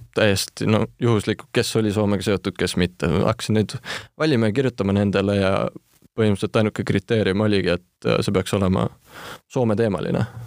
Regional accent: Estonia; first language Estonian and Finnish; ma olen siis ikkagi eestlane, Eestis sündinud, kuid mu isapoolne suguvõsa ja kõik sealt on soomlased ja jah, nii eesti kui soome keel on mu emakeeled

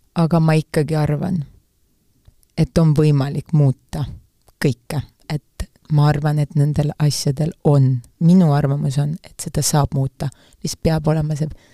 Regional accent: Saare County, Estonia; ma olen Saaremaalt

